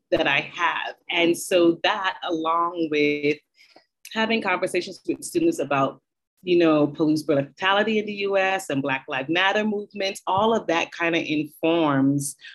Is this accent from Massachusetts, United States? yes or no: yes; Boston, Massachusetts, United States; also born or lived in Barbados; I was born in Barbados. And so my favorite things in the world are the ocean, coconut water, coconut ice cream, and traveling. I grew up in Boston. I moved to Boston when I was 11.